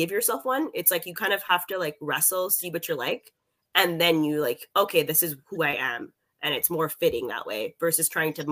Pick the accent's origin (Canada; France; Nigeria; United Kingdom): Canada; as a Canadian